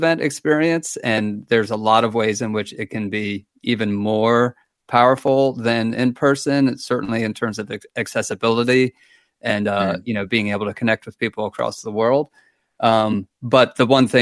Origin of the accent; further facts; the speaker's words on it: Baltimore, Maryland, United States; moved away as an adult; also born or lived in Asheville, North Carolina; now in Waynesville, United States; I'm originally from Baltimore, Maryland, and we moved to Asheville about 10 years